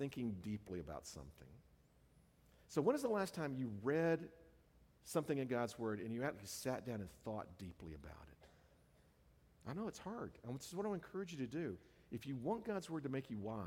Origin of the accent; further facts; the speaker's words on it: the South, United States; now in California, United States; the culture that I grew up in the South.